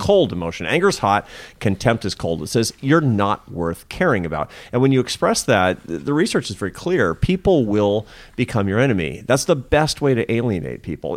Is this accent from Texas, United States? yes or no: no; Seattle, Washington, United States; I'm from Seattle and my mother was an artist